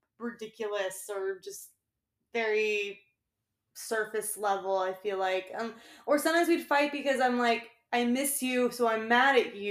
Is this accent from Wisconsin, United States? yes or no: no; Austin, Texas, United States; Corey and I grew up in Austin